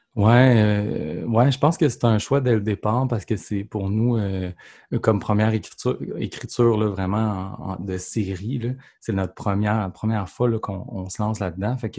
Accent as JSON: {"language": "French", "town": "Saint-Joachim-de-Shefford", "region": "Quebec", "country": "Canada", "tie": "born or raised there", "said": "je suis un petit gars de Saint-Joachim de Shefford. C'est à côté de Grambay, Donc, vraiment la campagne."}